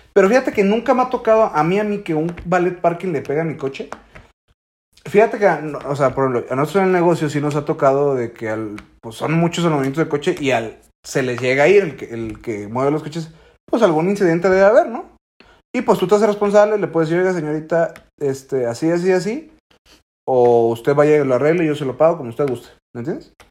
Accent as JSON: {"language": "Spanish", "country": "Mexico", "said": "estamos tan ciscados como mexicanos"}